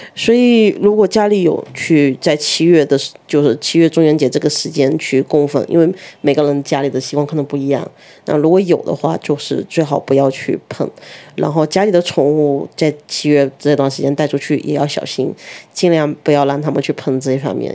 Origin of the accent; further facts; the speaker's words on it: Fujian, China; 像我是福建的